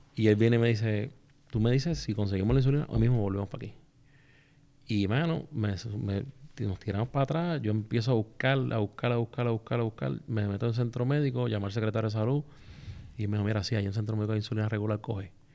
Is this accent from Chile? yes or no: no; Vieques, Puerto Rico; yo soy de allí de Vieques